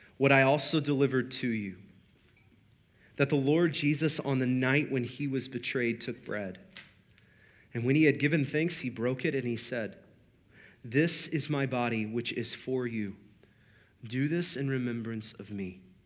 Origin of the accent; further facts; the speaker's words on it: United States; we're American